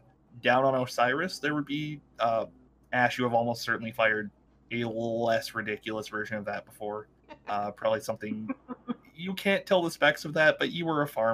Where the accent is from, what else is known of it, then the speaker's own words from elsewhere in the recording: Canada; I'm Canadian